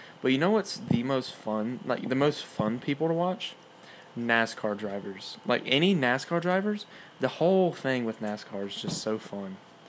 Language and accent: English; North Alabama, United States; Yeah, I grew up in North Alabama.